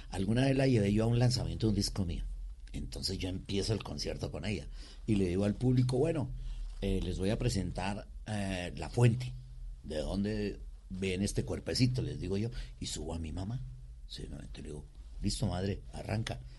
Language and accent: Spanish; Cali, Valle del Cauca, Colombia; Sí, eh, yo soy caleño por mi padre, eh, cundiboyaco por mi mamá. Mi mamá es cundiboyaca.